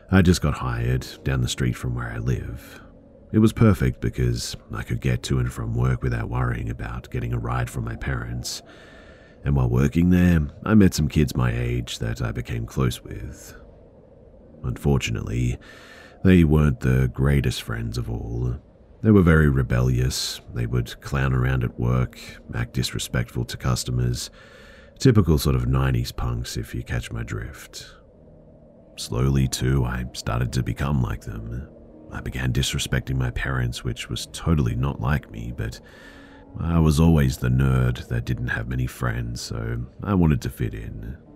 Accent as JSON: {"language": "English", "town": "Providence", "region": "Rhode Island", "country": "United States", "tie": "born or raised there", "said": "just a bit of quick backstory. I grew up in Providence, RI, and everyone who's lived"}